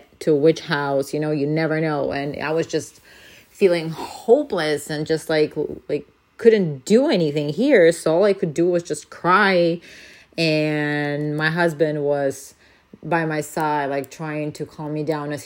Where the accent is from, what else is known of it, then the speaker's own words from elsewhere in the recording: Ukraine; now in France; I am from Ukraine